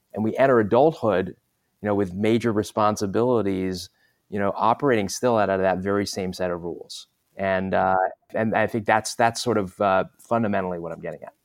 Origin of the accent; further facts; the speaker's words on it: Southern California, United States; also born or lived in London, England; I moved from London, England to the U S to Southern California